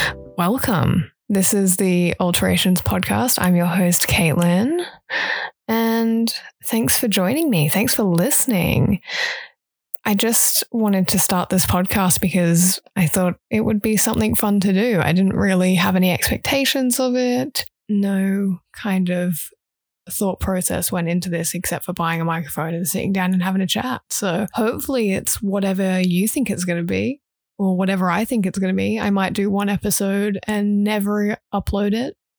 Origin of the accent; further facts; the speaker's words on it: Brisbane, Queensland, Australia; accent: English; also born or lived in Huntingdon, United Kingdom / Sydney, Australia; I've grown up in Brisbane